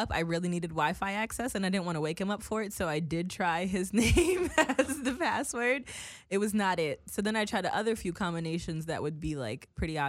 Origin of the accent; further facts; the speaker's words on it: Woodbridge, New Jersey, United States; now in New York, United States; Woodbridge, my hometown.